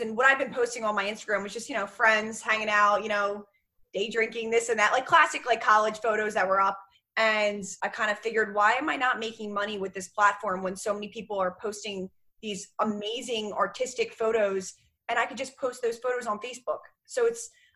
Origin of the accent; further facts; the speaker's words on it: Medford, New Jersey, United States; moved away as an adult; also born or lived in Maryland; now in Philadelphia, United States; So I am actually from Medford, New Jersey, which is like South Jersey area. Grew up there, obviously